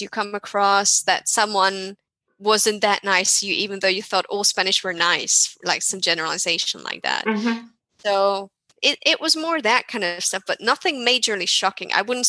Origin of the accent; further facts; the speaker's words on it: Hungary; So I come from Hungary, which is not that strictly regulated, so to say, but it's more Germanic than Spain, for sure.